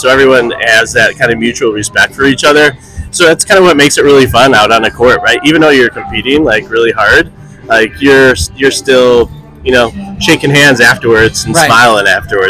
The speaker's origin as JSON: {"language": "English", "town": "Chicago", "region": "Illinois", "country": "United States", "said": "I'm from Chicago."}